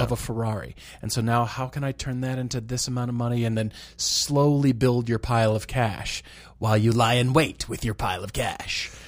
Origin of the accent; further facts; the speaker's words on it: Colorado, United States; moved away; when I was growing up in Colorado.